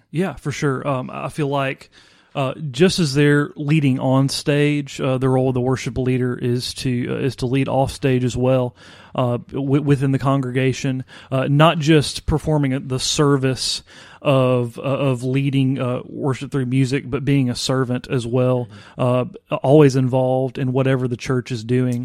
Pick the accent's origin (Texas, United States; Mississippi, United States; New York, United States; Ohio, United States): Mississippi, United States; Vicksburg; I am originally from Vicksburg, Mississippi